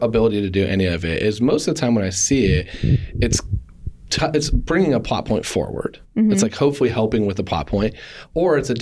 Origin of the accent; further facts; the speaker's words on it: Indiana, United States; I'm from Indiana